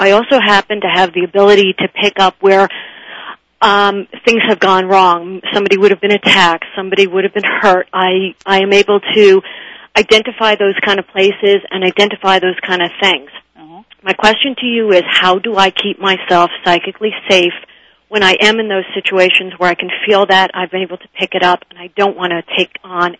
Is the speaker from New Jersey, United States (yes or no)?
no; New York City, New York, United States; I'm from Manhattan, from New York.